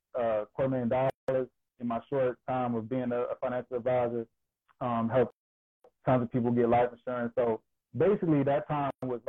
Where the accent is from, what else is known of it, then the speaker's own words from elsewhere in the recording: Georgia, United States; moved away as an adult; now in Delaware, United States; I'm originally from Georgia. I'm a Georgia boy, born and raised in the South all my life